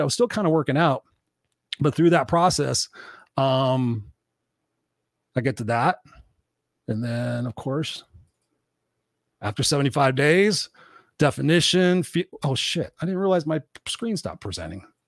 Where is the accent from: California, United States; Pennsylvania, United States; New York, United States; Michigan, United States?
California, United States; Southern; I was born in here in Southern California